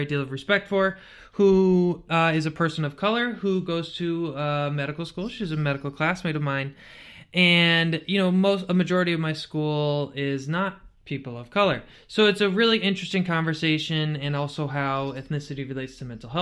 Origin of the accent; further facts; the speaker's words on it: Connecticut, United States; a white boy from Connecticut